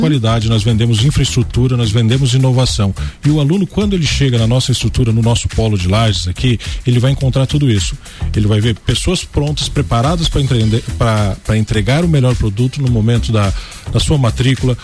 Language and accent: Portuguese; Lages, Santa Catarina, Brazil; eu conheço a cidade, eu sou lajeano raiz. então, assim, eu amo a minha terra